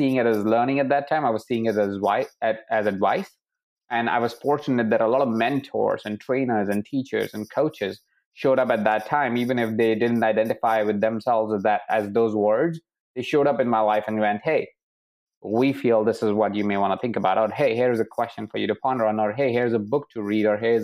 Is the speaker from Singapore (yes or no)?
no; Jaipur, Rajasthan, India; I was born in Jaipur in a house of 23 people